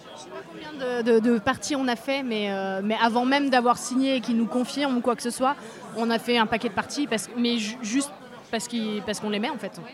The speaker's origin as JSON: {"language": "French", "town": "Grenoble", "region": "Auvergne-Rhône-Alpes", "country": "France", "said": "on vient de Grenoble"}